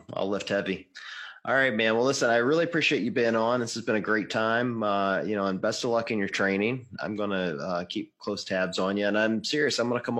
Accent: Mississippi, United States; moved away; also born or lived in Tennessee; I grew up in the South. I grew up in Mississippi. I lived in Tennessee for 8 years.

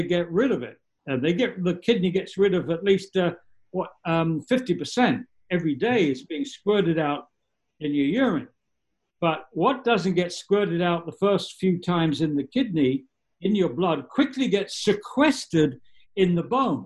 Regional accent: England, United Kingdom; now in New York State, United States; I'm English.

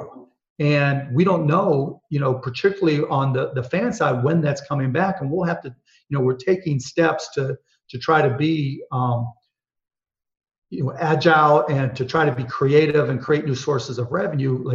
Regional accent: Pittsburgh, Pennsylvania, United States; I grew up in Pittsburgh, Pennsylvania

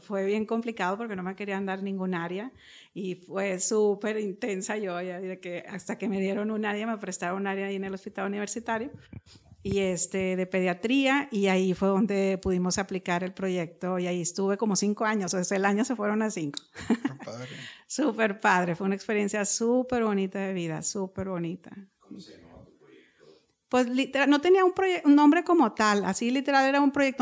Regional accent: Monterrey, Nuevo León, Mexico; crecí aquí en Monterrey, nací en Monterrey.

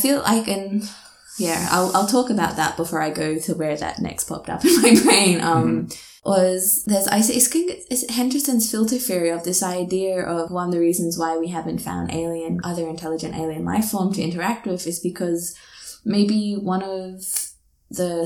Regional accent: Australia; As an Australian, I feel I am the alien within Australian landscape

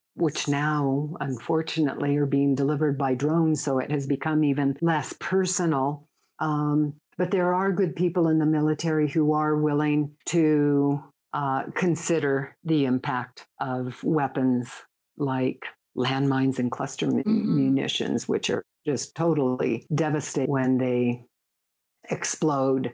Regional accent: United States; I don't think I ever felt discriminated against as a woman or as an American

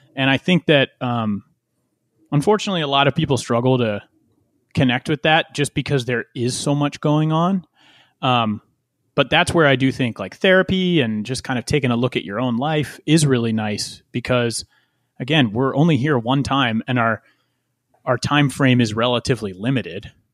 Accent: West Chester, Pennsylvania, United States; growing up in Westchester, Pennsylvania, like right around that area

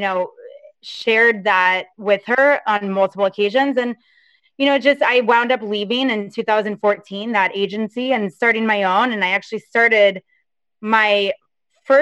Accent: just north of West Palm Beach, Florida, United States; moved away as an adult; also born or lived in Los Angeles, United States; now in New York, United States; I grew up in Florida

